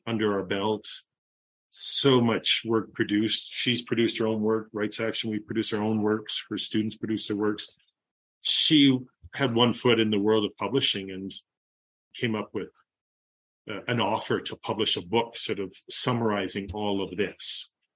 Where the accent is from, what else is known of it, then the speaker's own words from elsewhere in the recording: Toronto, Ontario, Canada; moved away as an adult; also born or lived in Central America; I'm from Toronto, born and raised in Toronto